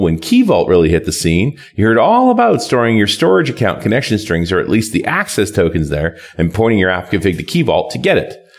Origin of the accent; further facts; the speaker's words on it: Canada; I'm a Canadian